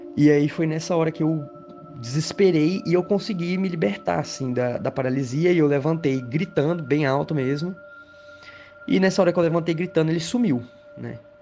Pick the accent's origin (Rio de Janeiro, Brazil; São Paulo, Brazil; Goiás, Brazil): Goiás, Brazil; Goiânia; eu sou de Goiânia, Goiás.